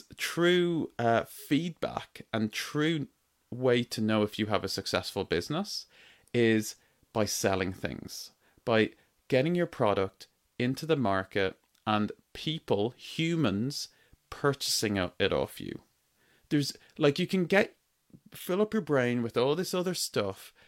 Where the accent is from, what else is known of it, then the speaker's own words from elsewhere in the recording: Ireland; accent: Irish; I grew up in Ireland. My accent is Irish. I grew up in Ireland on a farm, a dairy farm